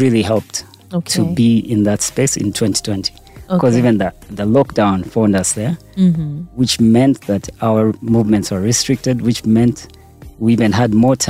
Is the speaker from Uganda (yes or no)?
yes; Kampala, Uganda; moved away as an adult; also born or lived in Canada; I was born and raised in Uganda in Mulago Hospital.